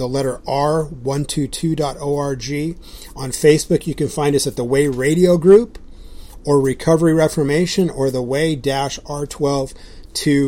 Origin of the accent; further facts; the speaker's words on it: Southern California, United States; now in Idaho, United States; I grew up in Southern California, I like to surf. But we live in Idaho now